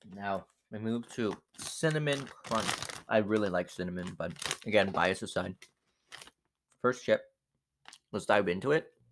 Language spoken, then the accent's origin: English; Mexico; first language Spanish; English is a second language; I'm Mexican